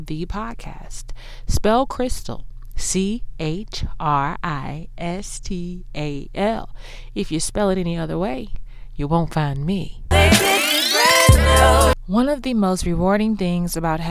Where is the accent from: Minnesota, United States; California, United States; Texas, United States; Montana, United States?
Texas, United States; Houston; accent: Texas; Yes, I'm from Houston. That's why I don't have a Dallas accent.